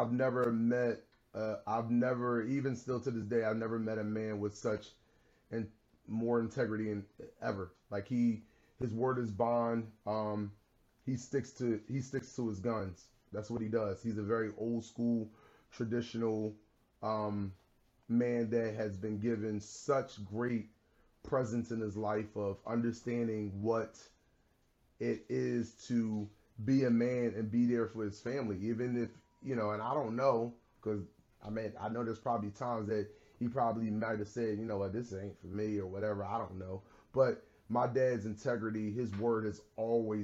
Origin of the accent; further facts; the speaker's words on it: Philadelphia, Pennsylvania, United States; I was a kid who grew up in a neighborhood in pretty much the North Philadelphia section. I grew up in Logan